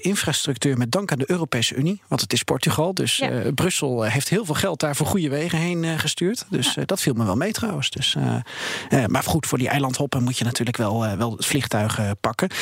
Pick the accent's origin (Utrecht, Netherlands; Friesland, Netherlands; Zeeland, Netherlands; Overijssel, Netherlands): Utrecht, Netherlands; ik kom uit Utrecht